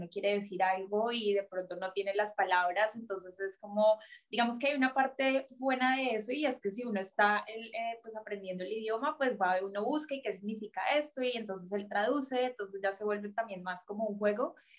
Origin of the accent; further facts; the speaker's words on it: Colombia; moved away as an adult; now in Germany; soy colombiana, pero vivo en Alemania hace dos años y medio.